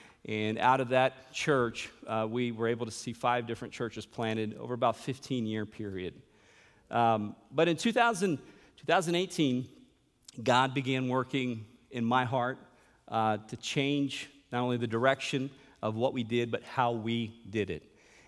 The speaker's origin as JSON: {"language": "English", "region": "São Paulo", "country": "Brazil", "tie": "born or raised there", "also_born_or_lived": "Chattanooga, United States", "said": "And I was born in Chattanooga in 1978. And then a few years later, in 1981, my parents went to São Paulo, Brazil."}